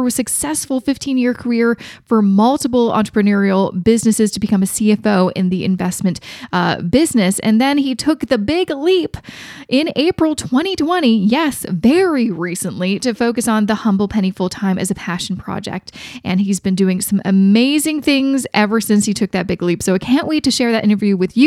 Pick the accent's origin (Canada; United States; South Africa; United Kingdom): Canada; me being Canadian